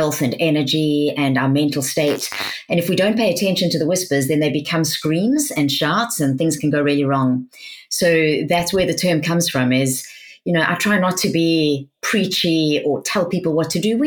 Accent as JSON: {"language": "English", "country": "South Africa", "tie": "born or raised there", "accent": "South African", "moved": "yes", "lives_now": "United Kingdom", "said": "I sound South African. I was born in South Africa."}